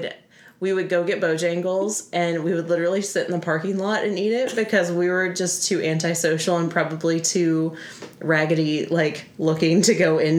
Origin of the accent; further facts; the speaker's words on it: upstate South Carolina, United States; moved away as an adult; also born or lived in Charleston, South Carolina; It is my hometown. I grew up technically in the upstate of South Carolina, but moved down for college and stayed until we met, got married, and then moved out.